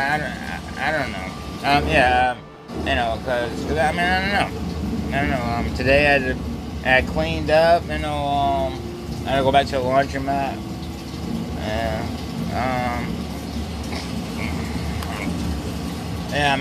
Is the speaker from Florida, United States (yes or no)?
no; Philadelphia, Pennsylvania, United States; I was born in Philadelphia, I still live here